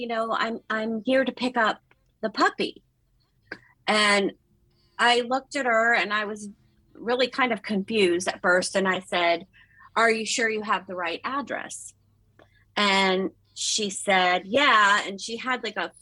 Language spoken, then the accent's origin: English; Oakton, Virginia, United States; also born or lived in Ashburn, Virginia / Leesburg, Virginia; I was brought up in Northern Virginia. I grew up in Oakton.